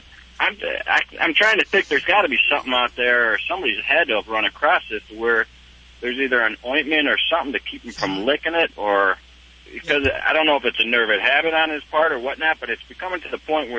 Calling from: Charlotte, North Carolina, United States; Charlotte, North Carolina.

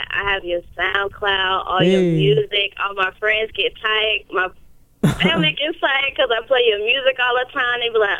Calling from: Charlotte, North Carolina, United States; I'm calling from Charlotte, North Carolina.

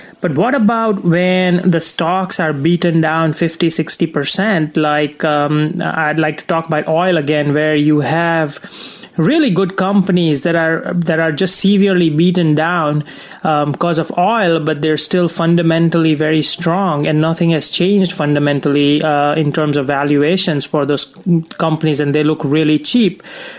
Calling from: Atlanta, Georgia, United States; I'm calling from Atlanta, Georgia.

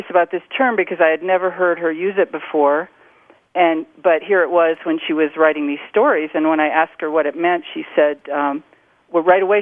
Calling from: Taos, New Mexico, United States; I'm calling from Taos, New Mexico.

